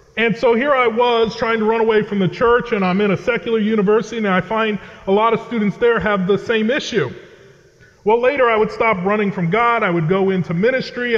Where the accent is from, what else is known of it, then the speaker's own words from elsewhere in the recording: Connecticut, United States; I grew up in New England, uh, in the state of Connecticut, where I currently live and serve.